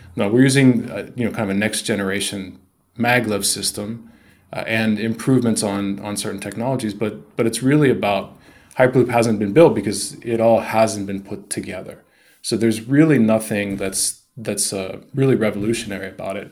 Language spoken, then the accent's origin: English; United States; moved away as an adult; also born or lived in Shanghai / Tokyo; growing up in the States